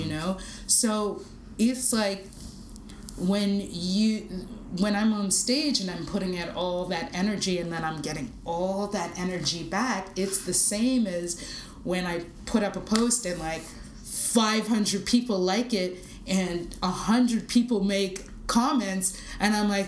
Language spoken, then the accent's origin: English; Toronto, Ontario, Canada; Like, no, I'm from Toronto.